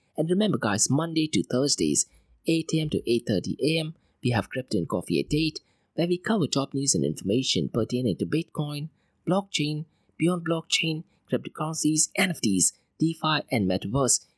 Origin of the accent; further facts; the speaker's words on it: Mumbai, Maharashtra, India; I grew up in Mumbai